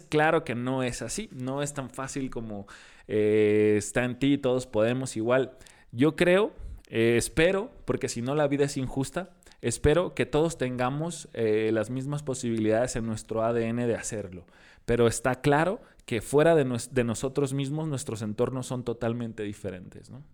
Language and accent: Spanish; Tijuana, Baja California, Mexico; ¿no eres de aquí? Le digo, no. ¿De dónde vienes? De Tijuana.